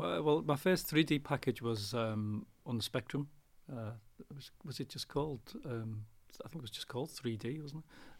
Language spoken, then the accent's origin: English; Liverpool, North West England, United Kingdom; I'm from Liverpool